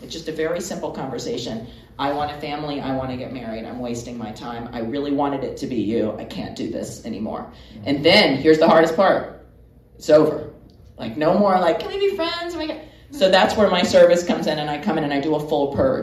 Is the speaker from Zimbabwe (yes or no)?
no; Georgia, United States; moved away; also born or lived in Florida / Miami; I'm from Georgia. I'm from a small town